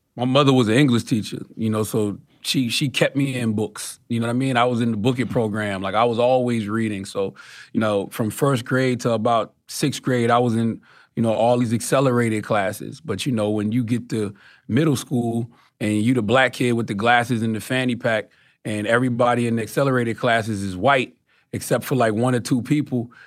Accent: Moncks Corner, South Carolina, United States; I'm from Moss Corner, South Carolina

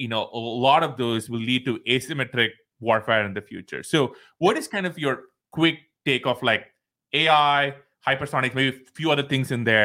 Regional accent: India; moved away; we come from India

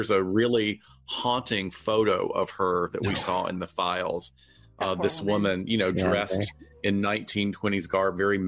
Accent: the South, United States; I grew up in the South in the 60s

